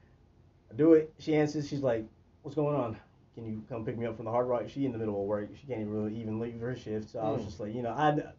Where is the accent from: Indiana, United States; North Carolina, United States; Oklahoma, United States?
Oklahoma, United States; also born or lived in Baltimore, Maryland; born in Baltimore, raised in Oklahoma